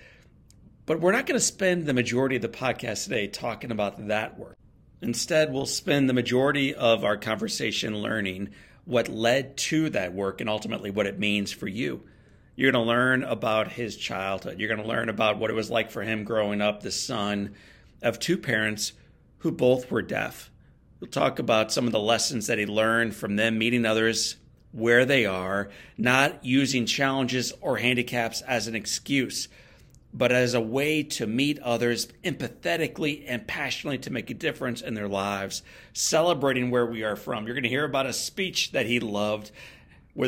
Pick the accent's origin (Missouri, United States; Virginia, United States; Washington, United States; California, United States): Missouri, United States; St. Louis; My hometown of St. Louis is an awesome baseball town.